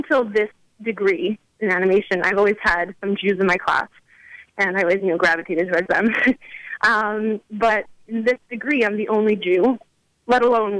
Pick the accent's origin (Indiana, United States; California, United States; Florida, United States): Indiana, United States; South Bend; I grew up in Indiana, actually.